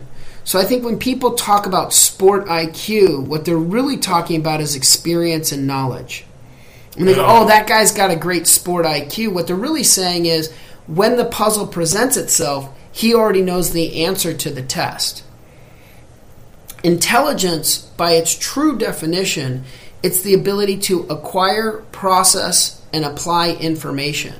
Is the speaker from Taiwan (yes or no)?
no; United States; I'm American